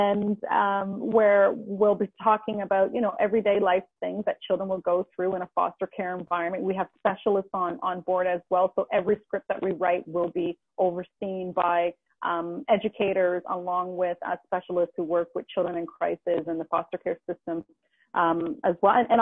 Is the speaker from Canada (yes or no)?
yes; Halifax, Nova Scotia, Canada; moved away; I'm from Halifax, Nova Scotia originally